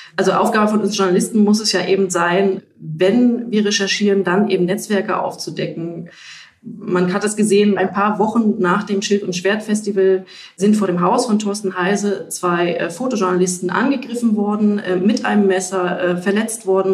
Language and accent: German; Ostritz, Saxony, Germany; Das ist meine Heimat. Ich kenne die Menschen hier.